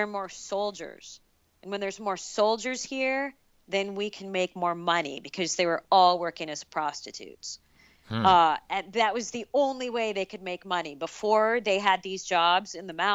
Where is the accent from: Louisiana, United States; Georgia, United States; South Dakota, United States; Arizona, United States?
Arizona, United States; So I'm from Arizona, so that's my home state